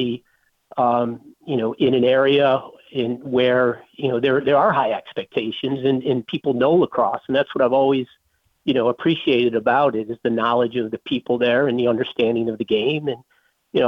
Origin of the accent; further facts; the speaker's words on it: Syracuse, New York, United States; I'm an upstate New York guy. I grew up in Syracuse